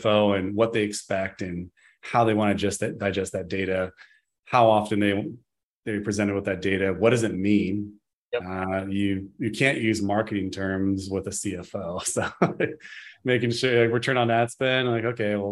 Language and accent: English; Gold Rush area, Northern California, United States; Since we grew up in the Gold Rush area, you know, area, we're in Northern California